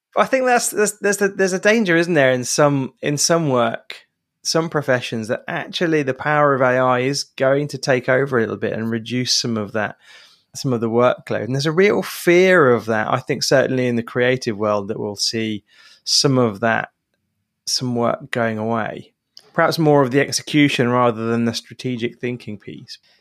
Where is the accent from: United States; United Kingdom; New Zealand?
United Kingdom; England; as an English person